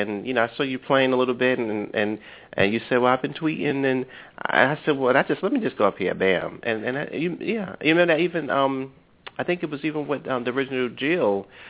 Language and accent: English; Brooklyn, New York, United States; I'm from Brooklyn